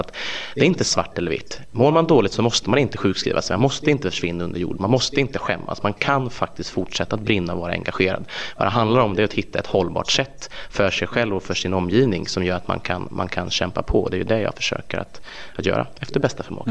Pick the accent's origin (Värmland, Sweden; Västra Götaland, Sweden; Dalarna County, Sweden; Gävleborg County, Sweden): Värmland, Sweden; Filipstad; OLV produceras i min hembygd